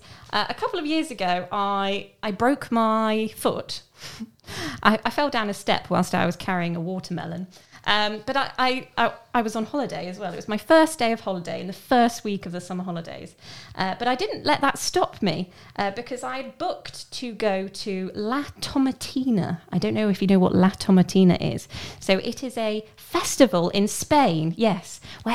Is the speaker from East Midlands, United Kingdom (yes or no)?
yes; Southwell, East Midlands, United Kingdom; I'm from a little town near the city of Nottingham called Southwell